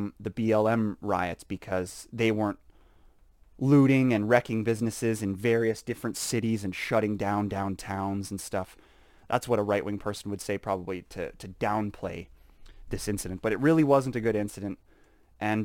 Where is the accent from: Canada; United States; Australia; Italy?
Canada; we're proud to be Canadian. I think that Saskatchewan is the best province in Canada.